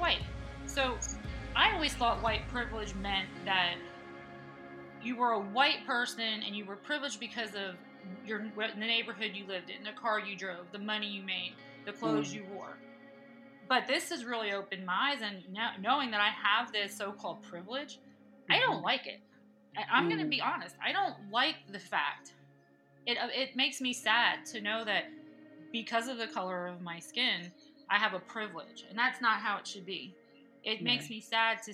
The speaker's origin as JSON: {"language": "English", "town": "Reading", "region": "Pennsylvania", "country": "United States", "tie": "born or raised there", "moved": "as an adult", "lives_now": "Myrtle Beach, United States", "said": "I was born and raised in Reading, Pennsylvania, which is 55 miles west of Philadelphia"}